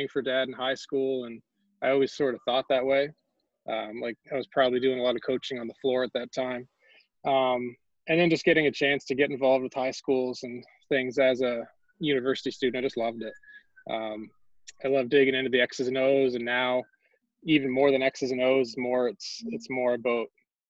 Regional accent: Nova Scotia, Canada; now in Prince Edward Island, Canada; I grew up in Nova Scotia, super small town, like even smaller than PEI.

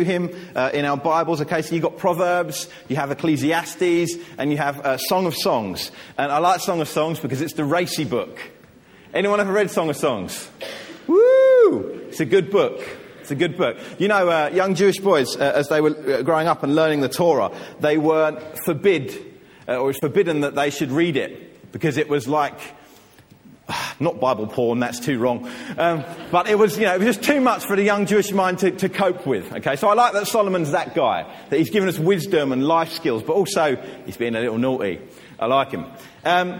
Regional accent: England, United Kingdom; I love being English

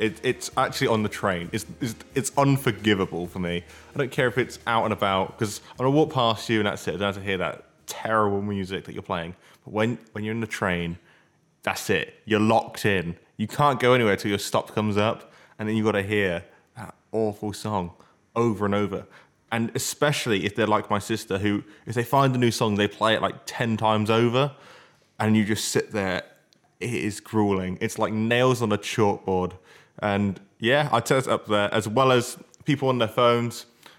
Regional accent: United Kingdom; Yeah, but we're British. We're too polite.

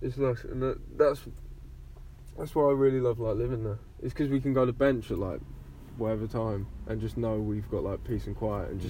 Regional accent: Steyning, South East England, United Kingdom; I was blessed growing up in Stonington.

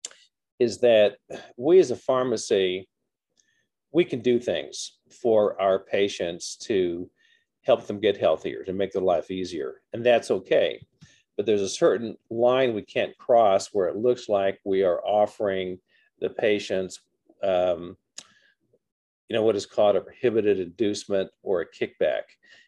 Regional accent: Southern Indiana, United States; moved away as an adult; also born or lived in Iowa / Tulsa, Oklahoma; now in Texas, United States; I'm a Hoosier. I grew up in Southern Indiana

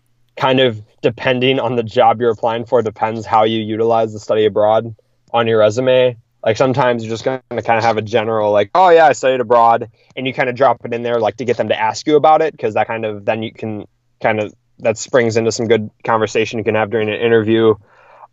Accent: Wisconsin, United States; I'm from Wisconsin

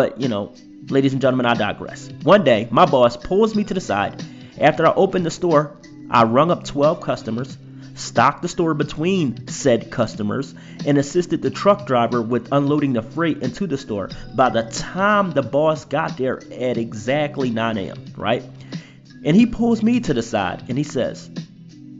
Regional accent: Philadelphia, Pennsylvania, United States; I'm from Philadelphia

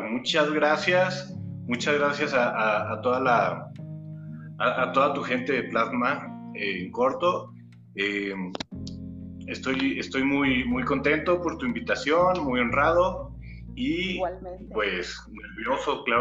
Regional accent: Torreón, Coahuila, Mexico; also born or lived in Mexico City; nací en la Ciudad de México, pero a los meses me llevaron a, Torreón, a la comarca lagunera. Eh, y pues sí, ahí nací, eh, ahí me formé, ahí eh, soy, nunca digo que soy de, la capital, siempre digo que soy de, Torreón, que soy lagunero

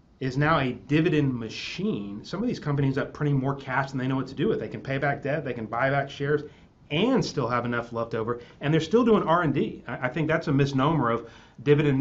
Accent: Texas, United States; I'm from Texas.

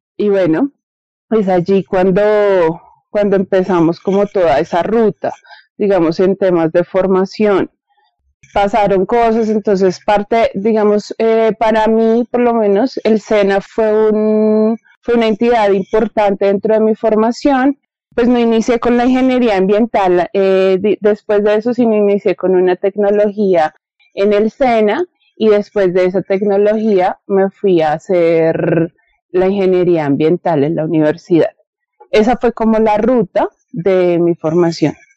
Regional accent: Bogotá, Colombia; yo nací acá en Bogotá

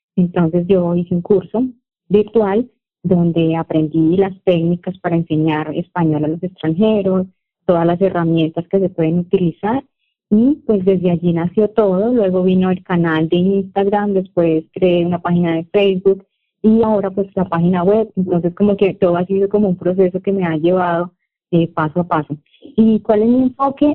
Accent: Bucaramanga, Santander, Colombia; also born or lived in Piedecuesta, Colombia; yo soy de Colombia, nací en una ciudad que se llama Bucaramanga y vivo en una ciudad más pequeña que queda cerca de Bucaramanga y se llama Pie de Cuesta

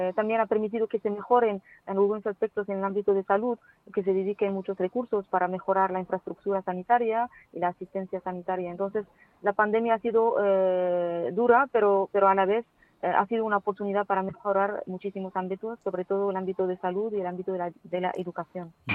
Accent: Morocco; also born or lived in Valencia, Spain; incorporarme a la universidad aquí en mi país para poder servir eh, a, mi país y a mi universidad y, a las mujeres de mi país precisamente.

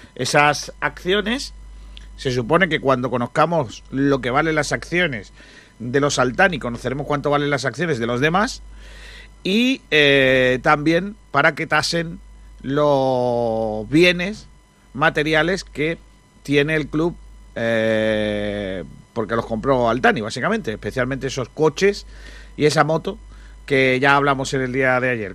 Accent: Rincón de la Victoria, Andalusia, Spain; la gente de mi pueblo

